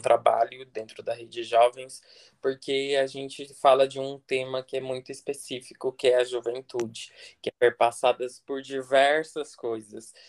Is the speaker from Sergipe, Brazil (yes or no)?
no; interior of São Paulo, Brazil; also born or lived in Florianópolis; now in Brasília, Brazil; sou natural do interior de São Paulo, mas hoje eu moro aqui em Brasília. Morei seis anos em Florianópolis